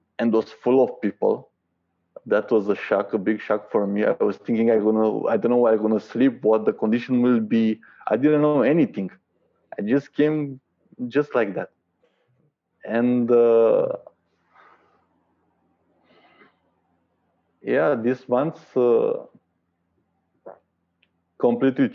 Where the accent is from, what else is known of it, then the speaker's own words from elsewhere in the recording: Romania; also born or lived in Bucharest; from Romania